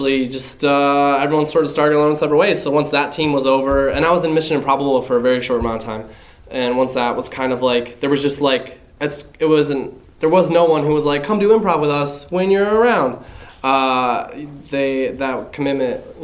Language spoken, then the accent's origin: English; Indiana, United States; moved away; also born or lived in Chicago; I was from Indiana